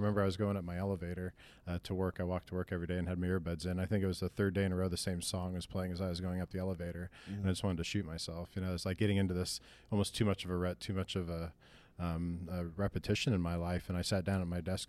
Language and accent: English; Lincoln, Nebraska, United States; moved away as an adult; now in Denver, United States; But, no, I moved from Lincoln, Nebraska, when I was 21.